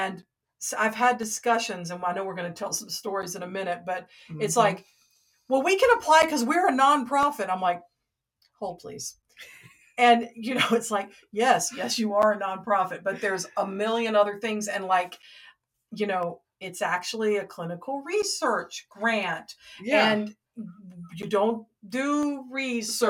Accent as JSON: {"language": "English", "town": "Atlanta", "region": "Georgia", "country": "United States", "said": "I'm from Atlanta."}